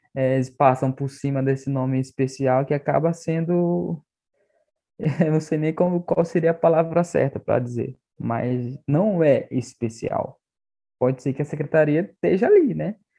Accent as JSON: {"language": "Portuguese", "area": "Arariboia Indigenous Land", "region": "Maranhão", "country": "Brazil", "first_language": "Tupi", "second_language": "Portuguese", "said": "eu sou do estado do Maranhão, da terra indígena Araribóia, da aldeia Zutiwa."}